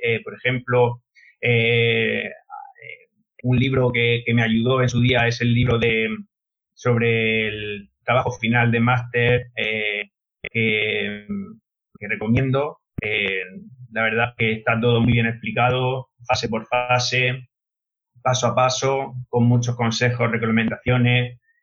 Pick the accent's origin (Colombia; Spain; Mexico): Spain; Molina de Segura, Region of Murcia; Soy de Molina de Segura, soy maestro de primaria